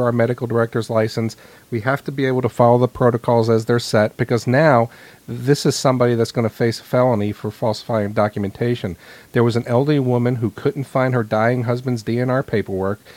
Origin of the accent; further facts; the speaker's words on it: New York City, New York, United States; I was growing up in New York City